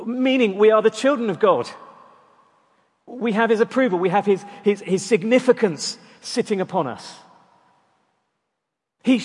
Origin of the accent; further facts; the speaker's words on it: Durban, KwaZulu-Natal, South Africa; moved away; growing up in South Africa, one of the treats of living near the town of the city of Durban was that we'd regularly go to the beach.